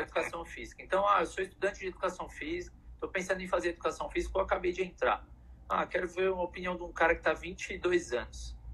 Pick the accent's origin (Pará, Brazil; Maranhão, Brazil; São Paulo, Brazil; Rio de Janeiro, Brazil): São Paulo, Brazil; eu que vim lá de Pirituba